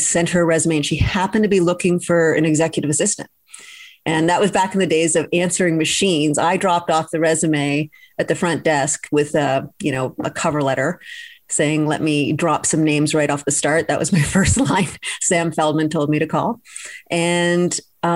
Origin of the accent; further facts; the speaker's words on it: Toronto, Ontario, Canada; moved away as an adult; also born or lived in Vancouver; I was coming from Vancouver, grew up in Toronto, but had lived in Vancouver for a while